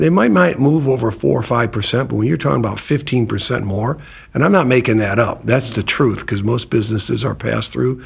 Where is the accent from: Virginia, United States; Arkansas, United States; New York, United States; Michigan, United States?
Michigan, United States; now in Florida, United States; I'm from Michigan originally